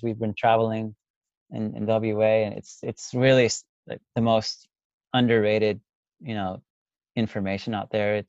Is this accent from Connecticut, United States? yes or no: no; Texas, United States; moved away as an adult; now in Australia; I'm from Texas